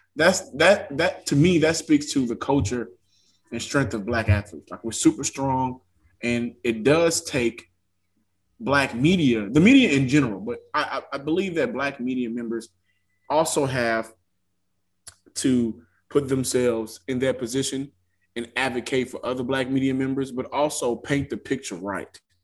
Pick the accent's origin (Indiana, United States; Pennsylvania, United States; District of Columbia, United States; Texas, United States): Texas, United States; I'm from Texas